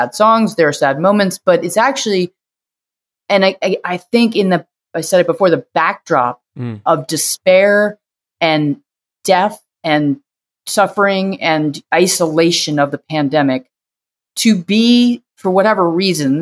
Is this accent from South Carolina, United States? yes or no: no; outside of Boston, Massachusetts, United States; now in New York, United States; I grew up outside of Boston.